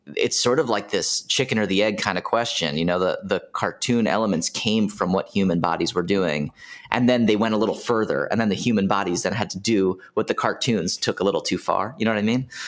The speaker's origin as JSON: {"language": "English", "town": "Washington", "region": "District of Columbia", "country": "United States", "said": "I'm from D C, Washington, D C"}